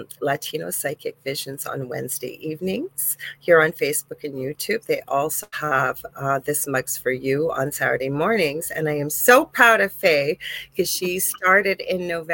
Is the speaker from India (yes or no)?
no; Canada; I am a Canadian spiritual medium